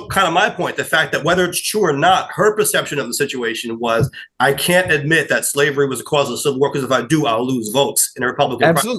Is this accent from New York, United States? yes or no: yes; New York, United States; I'm a New Yorker who doesn't like mustard on his burgers